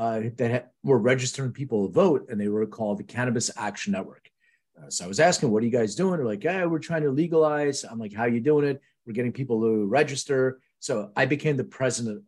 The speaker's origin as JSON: {"language": "English", "country": "Lithuania", "tie": "born or raised there", "moved": "yes", "lives_now": "United States", "said": "I was born in Lithuania, which is true, and I immigrated to the U.S."}